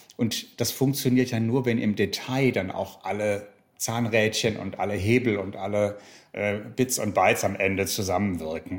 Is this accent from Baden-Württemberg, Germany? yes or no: yes; Black Forest, Baden-Württemberg, Germany; Ich komme aus dem Schwarzwald, was jetzt ja auch nicht so eine Gegend ist, die so unmittelbar für Diversity berühmt ist